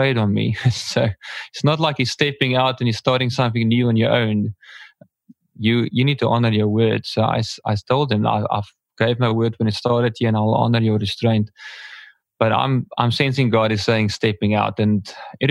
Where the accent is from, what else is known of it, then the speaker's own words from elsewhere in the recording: Port Elizabeth, Eastern Cape, South Africa; I'm from South Africa, here in a small town called Port Elizabeth